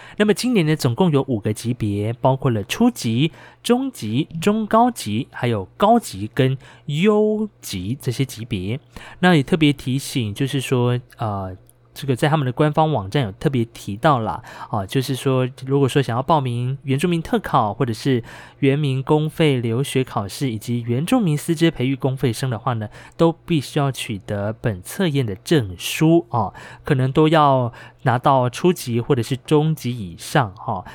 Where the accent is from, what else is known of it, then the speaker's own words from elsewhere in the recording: Hualien County, Taiwan; 我是来自于华联的阿美族